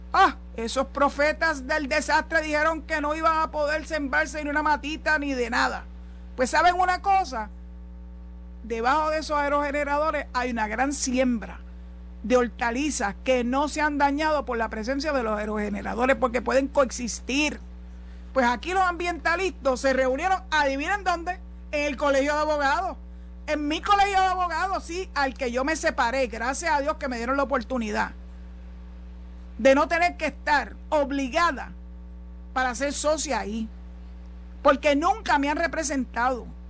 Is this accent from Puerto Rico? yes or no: yes; San Juan, Puerto Rico; yo me crié en Villanevares.